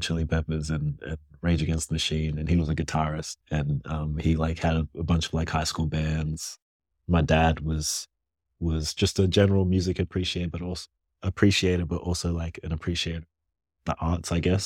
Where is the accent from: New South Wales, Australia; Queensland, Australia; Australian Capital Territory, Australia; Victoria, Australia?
Australian Capital Territory, Australia; Canberra; also born or lived in Ghana; growing up in Canberra, quiet